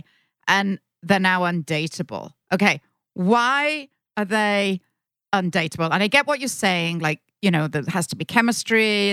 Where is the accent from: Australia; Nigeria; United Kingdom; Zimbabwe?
United Kingdom; accent: British; my sexy British accent